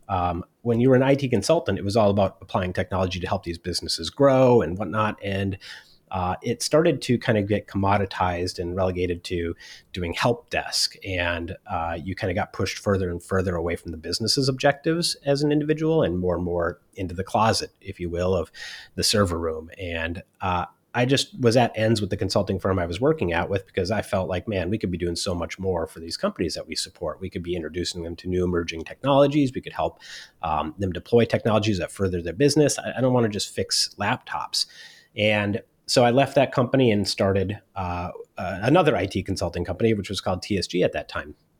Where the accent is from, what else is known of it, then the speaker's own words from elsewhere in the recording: Minneapolis, Minnesota, United States; moved away as an adult; also born or lived in Silicon Valley; I was originally from Minneapolis, Minnesota